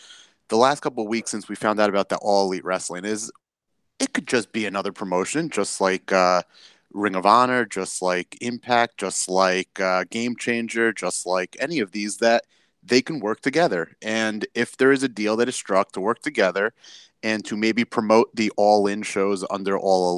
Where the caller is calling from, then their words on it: New York City, New York, United States; Well, today I am live from New York City. I was previously outside of Grand Central, but then I had to come inside back to the office.